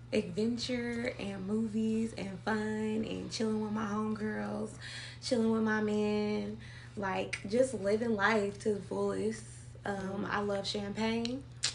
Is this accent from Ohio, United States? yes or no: no; Inglewood, California, United States; I am from Los Angeles, California. Inglewood, to be exact.